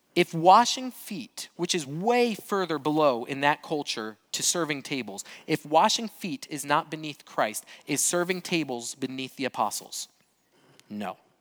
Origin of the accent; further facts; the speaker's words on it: Brazil; moved away; I grew up in Brazil